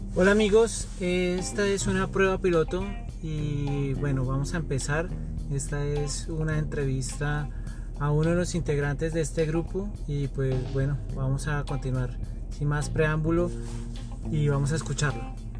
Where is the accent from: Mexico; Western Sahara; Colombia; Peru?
Colombia; Bogotá; moved away; yo soy de Bogotá, Colombia. Actualmente estoy en otro país